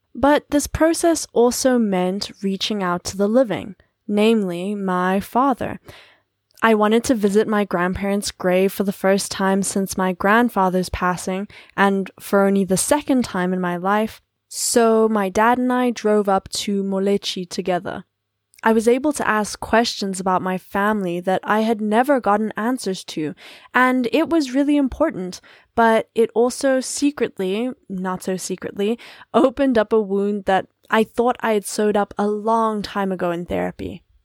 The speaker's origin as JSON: {"language": "English", "country": "South Africa", "said": "As a South African of Paddy lineage"}